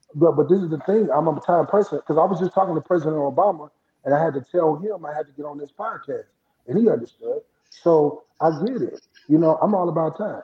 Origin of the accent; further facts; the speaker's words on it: Flint, Michigan, United States; also born or lived in Indianapolis, Indiana; now in Atlanta, United States; We grew up in Flint, Michigan. You know, you know about Flint. I'm a Flintstone, part Flintstone, then Indianapolis